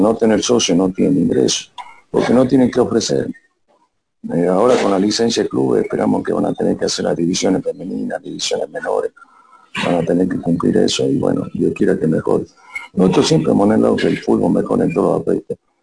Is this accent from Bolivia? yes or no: yes; Bolivia; nosotros como ciudadanos bolivianos